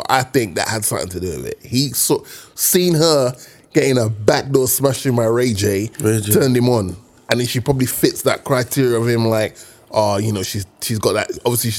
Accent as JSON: {"language": "English", "country": "Dominica", "tie": "born or raised there", "moved": "yes", "lives_now": "United Kingdom", "said": "growing up in Dominica"}